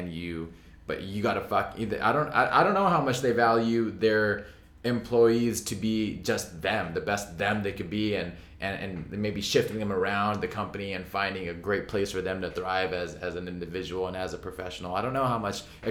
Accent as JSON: {"language": "English", "area": "Orange County", "region": "California", "country": "United States", "tie": "born or raised there", "said": "growing up in Orange County, you know, like, just minutes from Anaheim."}